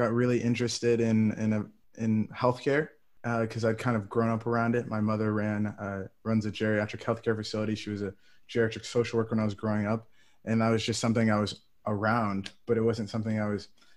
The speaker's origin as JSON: {"language": "English", "town": "Ann Arbor", "region": "Michigan", "country": "United States", "tie": "born or raised there", "moved": "as an adult", "lives_now": "New England, United States", "said": "I'm from Ann Arbor, Michigan. So I grew up not too far from the University of Michigan."}